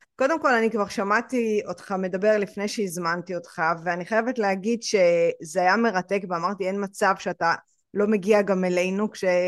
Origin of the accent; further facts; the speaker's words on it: Israel; אני ישראלית, ההורים שלי ישראלים